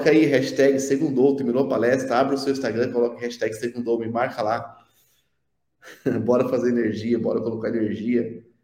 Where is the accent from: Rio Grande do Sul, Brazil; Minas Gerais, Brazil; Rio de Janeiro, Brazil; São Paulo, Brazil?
São Paulo, Brazil; now in interior of São Paulo, Brazil; Na verdade, eu sou, eu sou da capital de São Paulo, só